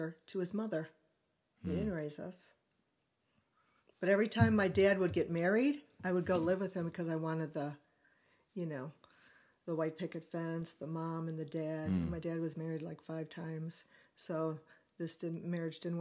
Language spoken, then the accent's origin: English; Chicago, Illinois, United States; moved away; also born or lived in California; My parents came back to Chicago